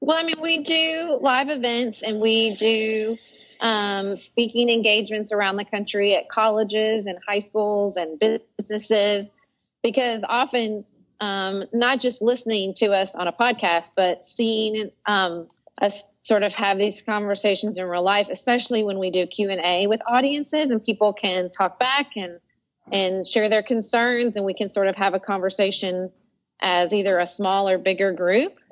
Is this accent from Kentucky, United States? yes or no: yes; Paducah, Kentucky, United States; moved away as an adult; also born or lived in Washington, D.C.; moving back to my hometown of Paducah, Kentucky in 2009